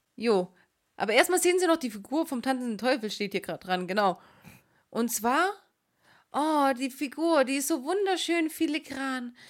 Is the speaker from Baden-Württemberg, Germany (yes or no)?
yes; Swabia, Baden-Württemberg, Germany; accent: Swabian; unsere schwäbische Ausdrucksweise